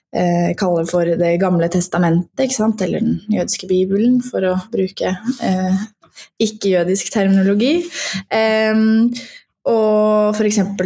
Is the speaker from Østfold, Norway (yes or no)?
yes; Fredrikstad, Østfold, Norway; now in Oslo, Norway; jeg er opprinnelig fra Fredrikstad og har bodd i Oslo de siste tolv årene